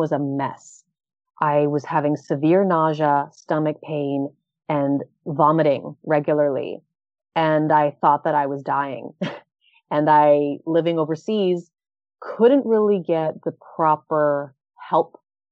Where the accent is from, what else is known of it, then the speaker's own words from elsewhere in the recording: Orlando, Florida, United States; moved away as an adult; also born or lived in New York / Thailand / Japan; I've spent the last 15 years in New York, Thailand, and Japan. And I'm now back in my hometown of Orlando.